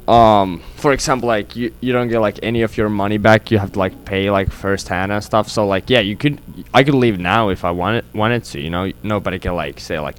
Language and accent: English; Finland; Uh, I'm from Finland.